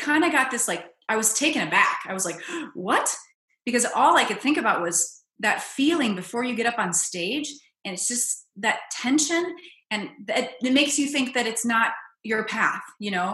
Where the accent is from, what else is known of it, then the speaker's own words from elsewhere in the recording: Minnesota, United States; I grew up in Minnesota